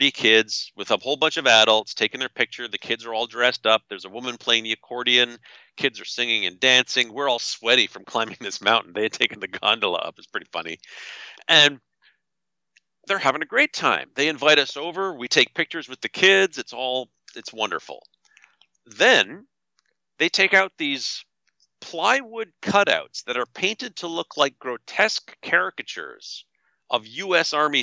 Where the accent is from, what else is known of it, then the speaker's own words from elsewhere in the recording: Canada; I'm from Canada. I'm not an American